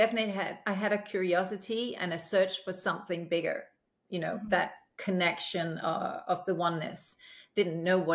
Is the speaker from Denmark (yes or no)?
yes; Aalborg, North Denmark Region, Denmark; also born or lived in United Kingdom; now in Los Angeles, United States; growing up in Denmark, especially in a small city like Aalborg